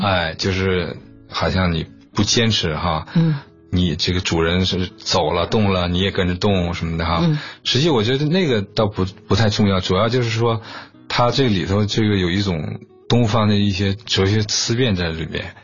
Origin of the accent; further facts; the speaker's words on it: China; 中国人的身份，我们中国的艺术家